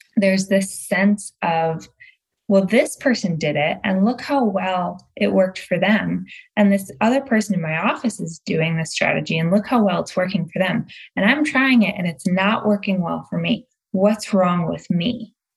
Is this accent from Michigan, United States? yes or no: yes; Michigan outside Detroit, United States; also born or lived in Massachusetts; now in Los Angeles, United States; I was born and raised in Michigan outside Detroit.